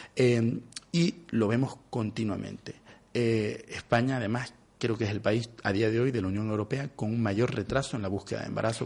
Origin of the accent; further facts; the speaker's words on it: Venezuela; now in Spain; soy venezolano